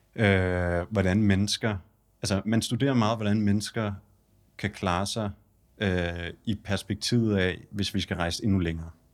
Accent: Denmark; vi kommer fra Danmark

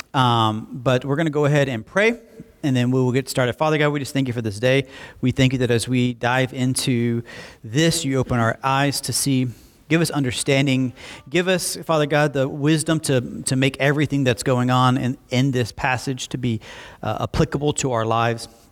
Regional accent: Alabama, United States; moved away as an adult; also born or lived in Southwest Florida; I was from Alabama

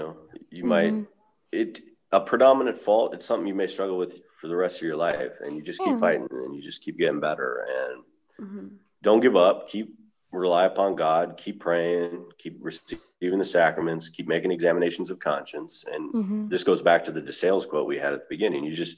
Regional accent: California, United States; mine too. I grew up in California, so it's just.

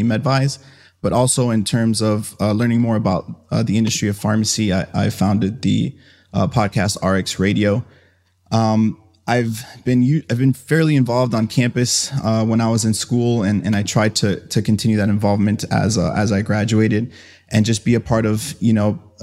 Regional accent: Miami, Florida, United States; I was raised in Miami, Florida

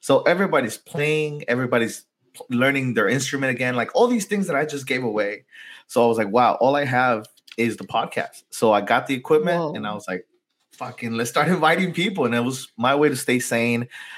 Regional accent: San Diego, California, United States; also born or lived in Tijuana, Mexico; growing up in San Diego and Tijuana, that border kid

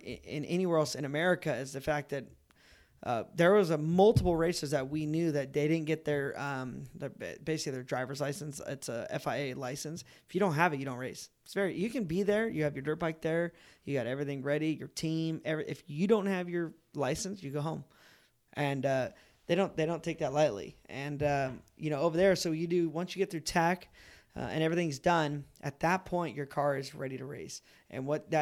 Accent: United States; as an American

